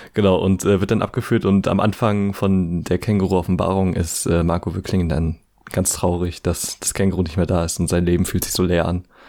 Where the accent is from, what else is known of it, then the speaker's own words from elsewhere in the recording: ten minutes from Bad Kleinen, Mecklenburg-Vorpommern, Germany; Bad Klein halt äh, quasi so zehn Minuten von meiner Heimat entfernt ist